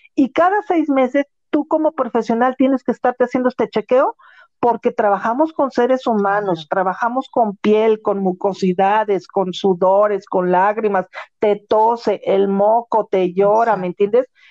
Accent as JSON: {"language": "Spanish", "country": "Mexico"}